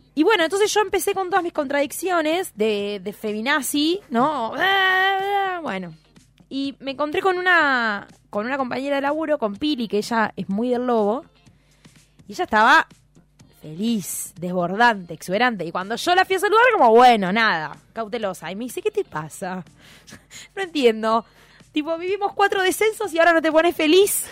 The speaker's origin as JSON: {"language": "Spanish", "town": "Hinojo", "region": "Buenos Aires Province", "country": "Argentina", "said": "cuando yo tenía 14 años, recién estaba arrancando el Dial-Up en Hinojo"}